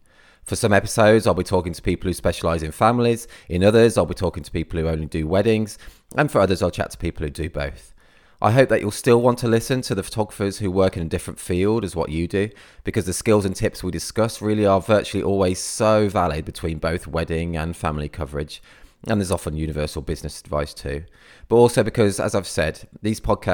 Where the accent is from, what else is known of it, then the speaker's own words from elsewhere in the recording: Midlands, United Kingdom; now in Cornwall, United Kingdom; I was actually originally from the Midlands, so I'm not actually Cornish or anything.